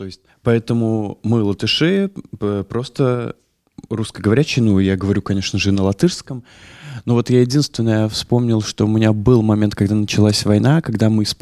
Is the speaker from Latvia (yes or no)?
yes; Latvia; и как мы, мы из Латвии